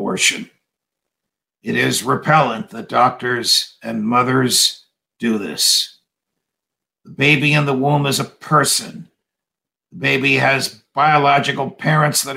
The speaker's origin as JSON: {"language": "English", "region": "New Jersey", "country": "United States", "tie": "born or raised there", "said": "in my home state of New Jersey, where I am now"}